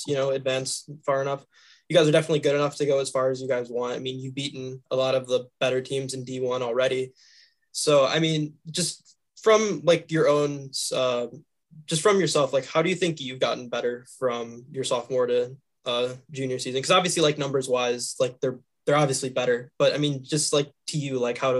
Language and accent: English; Waukesha, Wisconsin, United States; I'm from Waukesha